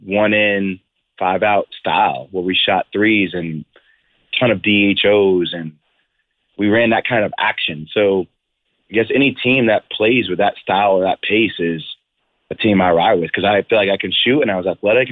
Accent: New Jersey, United States; I'm from New Jersey.

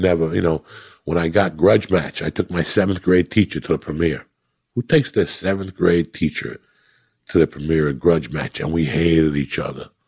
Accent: North Bergen, New Jersey, United States; also born or lived in New York City; I'm from North Bergen, New Jersey

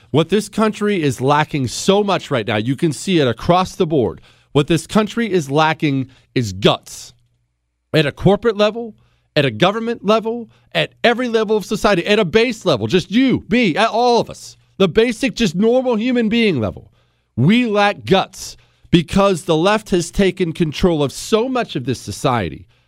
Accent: Montana, United States; moved away; I'm from Montana

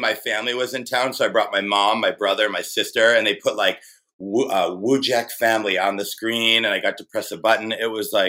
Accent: Michigan, United States; moved away as an adult; also born or lived in San Francisco; I grew up in Michigan. It's very like blue collar, you know, work Monday through Friday, you have a job and this and that.

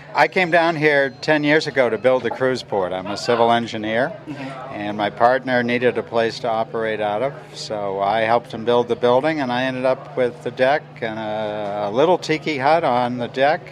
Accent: Boston, Massachusetts, United States; moved away as an adult; now in Grand Turk, Turks and Caicos; I grew up in Boston.

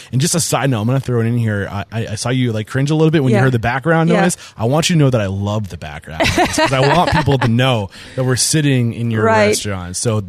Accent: New Hampshire, United States; now in Texas, United States; I'm from New Hampshire, and there's a reason why I moved to Texas.

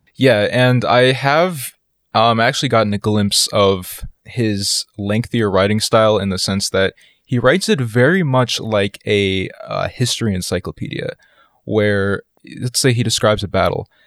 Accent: East Coast of the United States, United States; I grew up a lot on the East Coast of the United States, so the suburbs are where I spend most of my days

